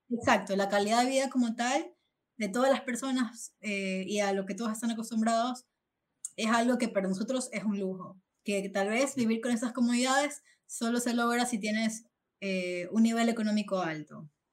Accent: Ecuador; moved away as an adult; now in Spain; soy de Ecuador

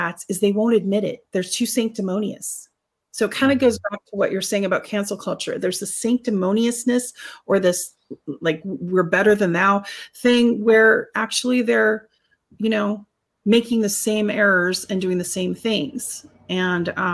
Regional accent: United States

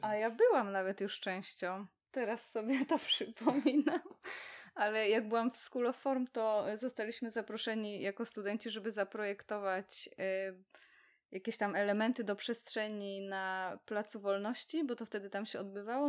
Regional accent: Poznań, Greater Poland, Poland; jesteśmy z Poznania

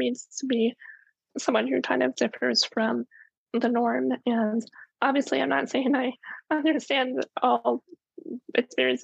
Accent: Maryland, United States; I'm from Maryland

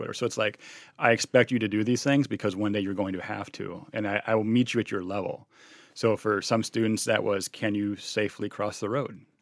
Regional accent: Illinois, United States; also born or lived in Cincinnati; now in Milwaukee, United States; we're both from Illinois

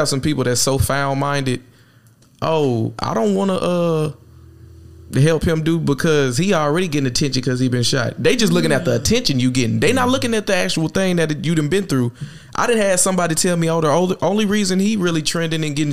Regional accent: Texas, United States; I'm from Texas

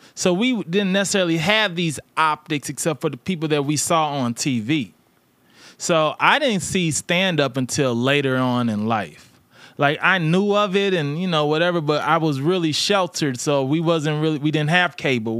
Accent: St. Louis, Missouri, United States; I'm from St. Louis.

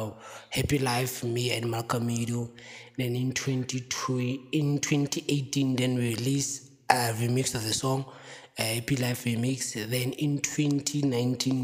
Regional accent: Free State, South Africa; So I grew up in Vergeredevlei in a township called Tebong

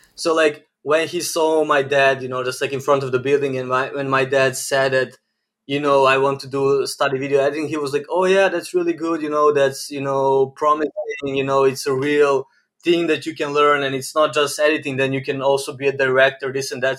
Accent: Novi Sad, Vojvodina, Serbia; I'm born and raised in Novi Sad, Serbia

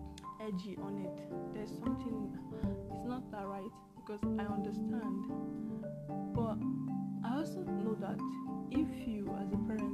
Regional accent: Nigeria; I came from Nigeria, so you took me here

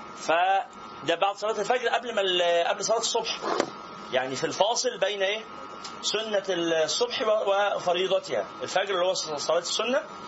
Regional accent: Egypt; احنا كمصريين

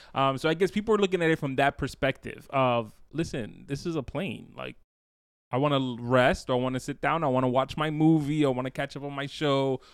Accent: New York, United States; I'm from the city

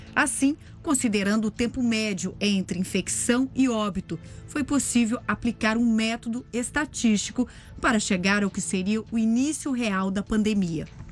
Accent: Brazil; nós brasileiros

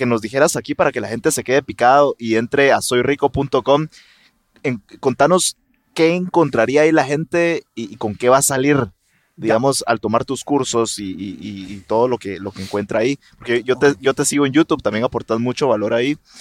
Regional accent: Guatemala

